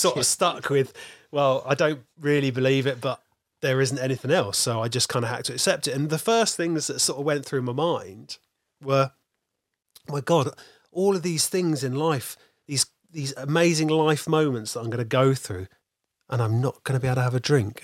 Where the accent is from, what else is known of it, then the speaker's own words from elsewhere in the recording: North Dorset, South West England, United Kingdom; I grew up in North Dorset, which is really, really rural.